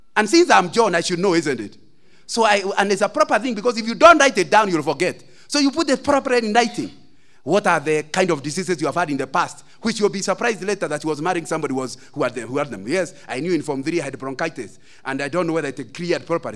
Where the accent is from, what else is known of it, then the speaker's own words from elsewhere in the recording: Central Province, Kenya; I come from Central